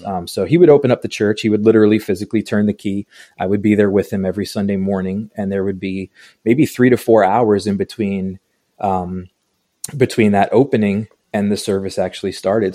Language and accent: English; Long Island, New York, United States; now in Atlanta, United States; I grew up in New York, um, Long Island, New York